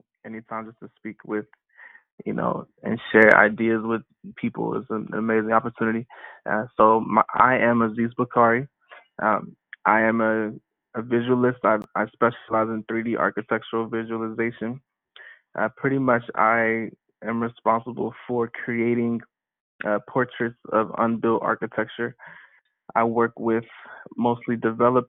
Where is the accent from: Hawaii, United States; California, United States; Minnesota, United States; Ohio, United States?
Ohio, United States; also born or lived in Staten Island, New York / Nigeria (ancestry); now in Miami, United States; in the Midwest, I grew up and went to high school, also went to university in Ohio